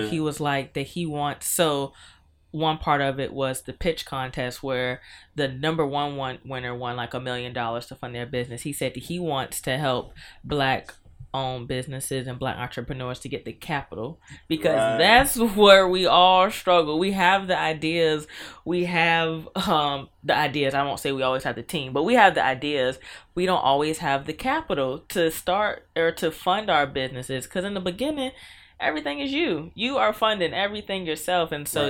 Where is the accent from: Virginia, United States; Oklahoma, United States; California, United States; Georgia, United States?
Virginia, United States; Norfolk; I was raised in Norfolk. I always am happy when I get to rep Norfolk. But yeah, I was raised in Norfolk.